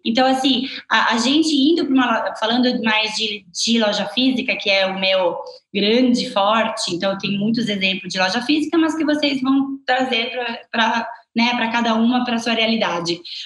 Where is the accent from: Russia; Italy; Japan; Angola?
Italy; accent: Italian; Portuguese is a second language; moved away as an adult; now in Brazil; eu sou italiana